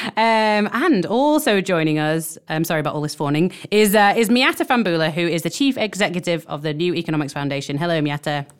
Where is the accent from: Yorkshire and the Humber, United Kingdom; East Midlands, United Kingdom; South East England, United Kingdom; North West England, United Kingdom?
North West England, United Kingdom; Warrington; my hometown of Warrington